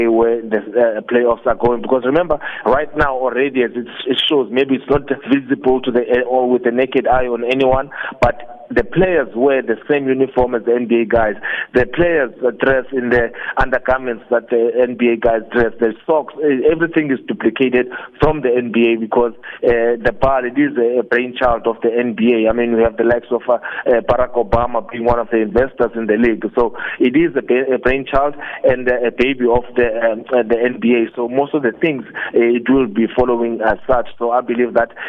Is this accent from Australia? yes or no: no; Cape Town, Western Cape, South Africa; I'm a South African. I'm a proud Cape Townian. I'm a child from Googs